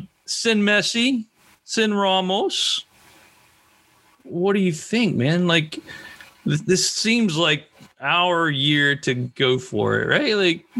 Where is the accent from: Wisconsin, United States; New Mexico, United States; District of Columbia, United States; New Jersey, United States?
District of Columbia, United States; Washington; I'm from the Washington, D.C. area of the United States.